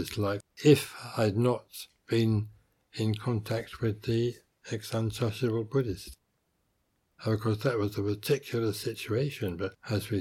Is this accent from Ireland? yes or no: no; England, United Kingdom; moved away as an adult; also born or lived in India; being English by birth